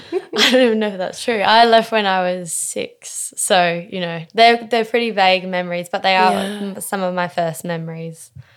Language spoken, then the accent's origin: English; Tom Price, Western Australia, Australia; also born or lived in Townsville / New Zealand; So I was born in Townsville in Queensland, and I lived there for all of 2 weeks before moving to New Zealand. But I moved actually to a small mining town in the Pilbara in Western Australia called Tom Price.